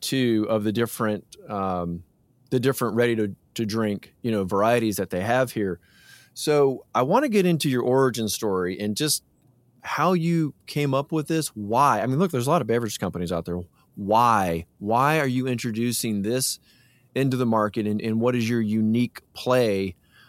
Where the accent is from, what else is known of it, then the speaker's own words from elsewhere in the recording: Atlanta, Georgia, United States; moved away as an adult; now in North Carolina, United States; my hometown. I'm from Atlanta. As everybody knows, I have moved to North Carolina